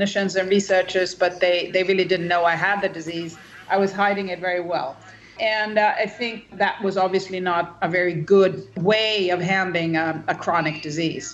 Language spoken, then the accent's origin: English; Sweden; I am Swedish. I grew up in Sweden and had a pretty healthy and happy childhood